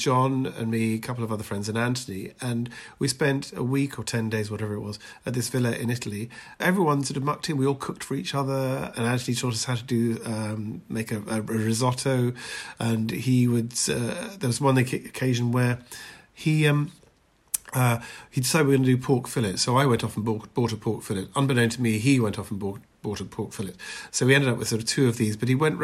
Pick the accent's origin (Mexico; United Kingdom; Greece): United Kingdom; Edinburgh, Scotland; moved away as an adult; also born or lived in London; I was born in Edinburgh